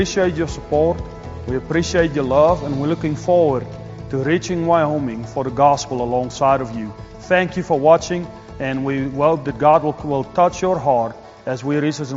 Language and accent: English; South Africa; moved away as an adult; also born or lived in North Carolina; now in Cowley, United States; I was born and raised in South Africa on a sheep and cattle ranch